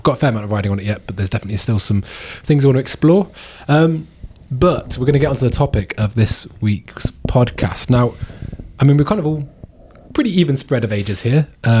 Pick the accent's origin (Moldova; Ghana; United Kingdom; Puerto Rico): United Kingdom; I'm British.